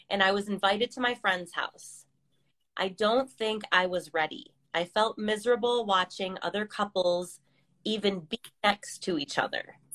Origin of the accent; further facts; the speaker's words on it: California, United States; now in Ohio, United States; so I moved from California, the West Coast, over to the East Coast in Ohio, which is more suburban, and it's like totally different life to have grass and to have a yard